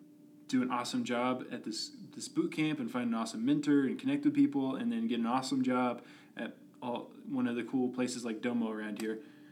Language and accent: English; Stephenville, Texas, United States; moved away as an adult; now in Utah, United States; I grew up in Stephenville, Texas.